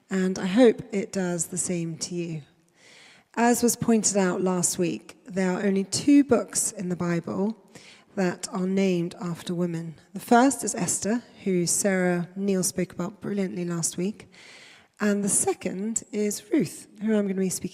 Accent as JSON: {"language": "English", "area": "inland from Durban", "region": "KwaZulu-Natal", "country": "South Africa", "moved": "yes", "lives_now": "United Kingdom", "said": "inland from Durban, to be precise. But I moved here quite a long time ago with my family, my parents and my sisters"}